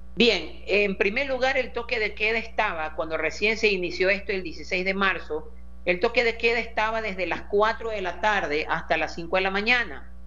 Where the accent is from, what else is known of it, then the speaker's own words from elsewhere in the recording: Guayaquil, Guayas, Ecuador; Como guayaquileño